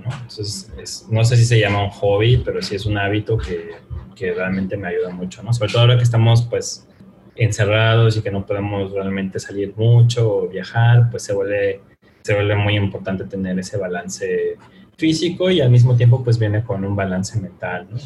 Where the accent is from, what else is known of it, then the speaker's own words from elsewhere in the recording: Mexico; no solo somos mexicanos